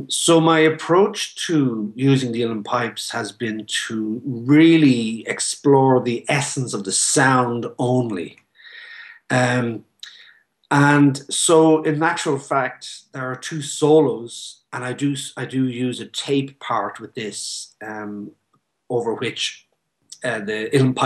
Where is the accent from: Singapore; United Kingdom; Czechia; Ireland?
Ireland